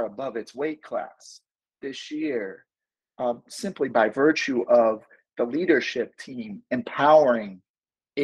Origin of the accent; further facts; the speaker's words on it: St. Louis, Missouri, United States; I come from St. Louis, Missouri